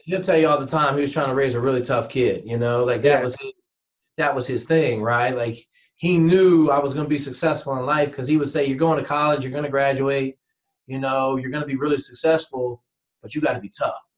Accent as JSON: {"language": "English", "region": "Washington", "country": "United States", "tie": "born or raised there", "said": "growing up in Washington State"}